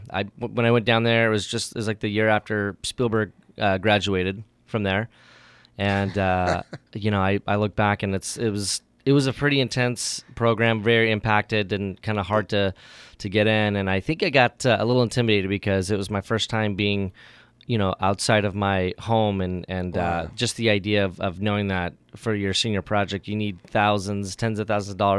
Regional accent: Vacaville, California, United States; moved away as an adult; also born or lived in Oregon / Sacramento area / Sonoma; now in Napa, United States; You know, I grew up in Vacaville.

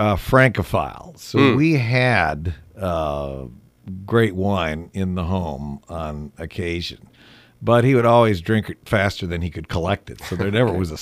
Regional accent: Grand Haven, Michigan, United States; I came back to work a summer job helping start a wine and cheese shop in my hometown, Grand Haven, Michigan, which was sort of even then a watering hole for people from Chicago and St. Louis.

